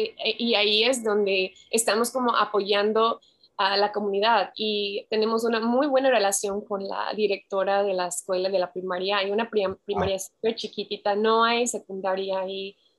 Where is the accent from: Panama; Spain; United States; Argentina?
United States; Pacific Northwest; Spanish is a second language; moved away as an adult; also born or lived in Oklahoma; now in Guadalajara, Mexico; Nací en Oklahoma, pero crecí totalmente en el Pacific Northwest, así Oregon, Washington, todo eso.